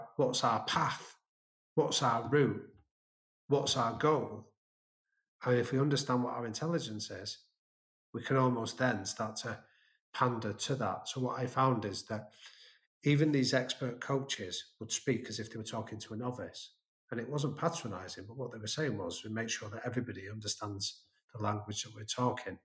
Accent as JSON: {"language": "English", "region": "England", "country": "United Kingdom", "said": "being an English guy in American neighborhoods"}